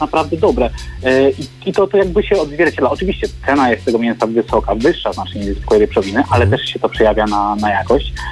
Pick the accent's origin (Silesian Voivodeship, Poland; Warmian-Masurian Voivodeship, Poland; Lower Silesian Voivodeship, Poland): Warmian-Masurian Voivodeship, Poland; Biskupiec; Ja pochodzę z Warmii Mazur, z Biskupca, z mojej miejscowości.